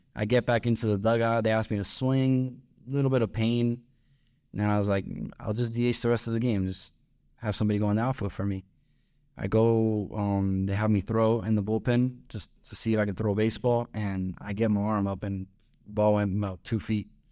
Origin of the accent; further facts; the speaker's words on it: Miami, Florida, United States; moved away as an adult; now in Ruston, United States; I'm from Miami, Florida. Uh, that's where I was born and raised